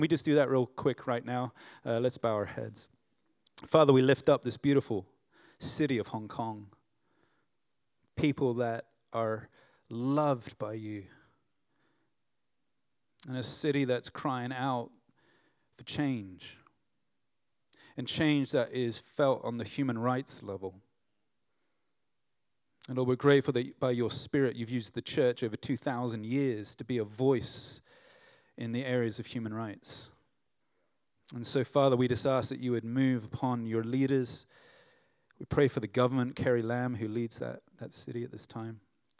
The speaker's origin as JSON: {"language": "English", "town": "Runnymede", "region": "South East England", "country": "United Kingdom", "tie": "born there", "also_born_or_lived": "United States", "said": "I was born in Runnymede, Negham. And they said, well, that's just up the road. And I'm like, I'm home. I've never been there, but, you know, other than when I was born. I left here when I was 7 and lived in the U.S. for 4 years."}